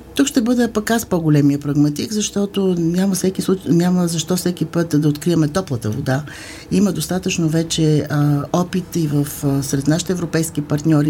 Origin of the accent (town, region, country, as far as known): Bulgaria